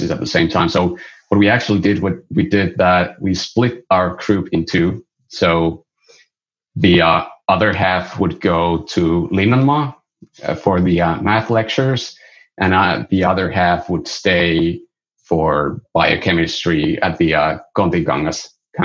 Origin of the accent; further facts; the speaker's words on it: Pello, Lapland, Finland; moved away as an adult; now in Oulu, Finland; I was born in Pello, which is a small village near the Arctic Circle on the border of Sweden. I went there for my like junior high school